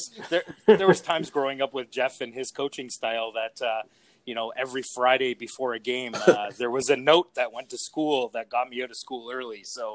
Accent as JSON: {"language": "English", "area": "Greenfield Park", "region": "Quebec", "country": "Canada", "tie": "born or raised there", "said": "growing up in Griffith Park, it was great because we had that sense of community"}